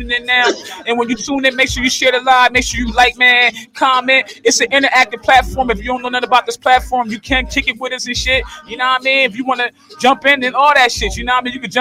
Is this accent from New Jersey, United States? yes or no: yes; Camden, New Jersey, United States; my hometown, Camden, New Jersey